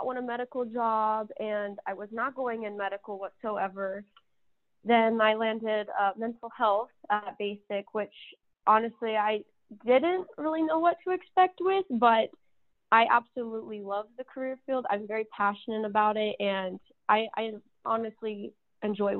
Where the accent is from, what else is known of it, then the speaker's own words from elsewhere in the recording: Anderson, Texas, United States; moved away as an adult; I am originally from Texas. I grew up in a really small town, about 200 people, called Anderson